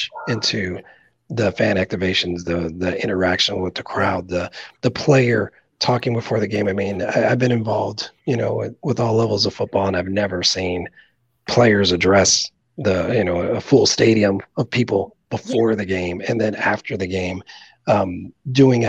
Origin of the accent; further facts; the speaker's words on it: Nebraska, United States; now in Wisconsin, United States; I'm from Nebraska, so I've seen the fan base there. And obviously I live in Wisconsin